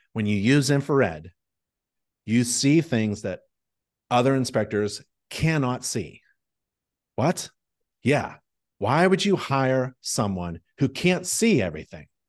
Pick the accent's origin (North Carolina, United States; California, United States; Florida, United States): North Carolina, United States; I say y'all 'cause I'm from North Carolina. That's what we say down here.